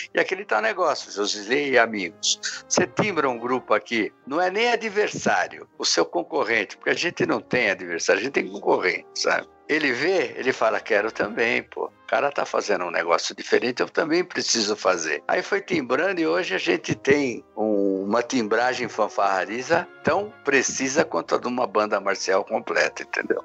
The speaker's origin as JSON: {"language": "Portuguese", "region": "São Paulo", "country": "Brazil", "tie": "born or raised there", "also_born_or_lived": "Mairiporã", "said": "Eu fui nascido e criado na Casa Verde"}